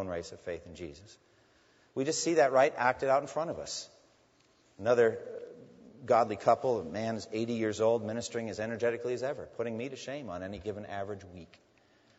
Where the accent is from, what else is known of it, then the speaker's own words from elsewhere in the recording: near Newburyport, Massachusetts, United States; Newburyport, Massachusetts, near my hometown